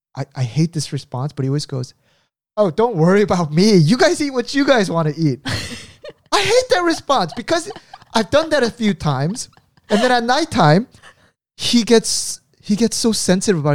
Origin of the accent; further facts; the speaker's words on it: Orange County, California, United States; moved away as an adult; also born or lived in Indiana; now in Korea; I grew up in California in Orange County, and our, of course, my parents' home was there